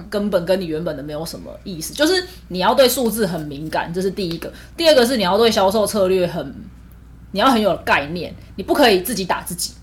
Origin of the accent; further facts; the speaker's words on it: Taiwan; 因为我们都是台湾人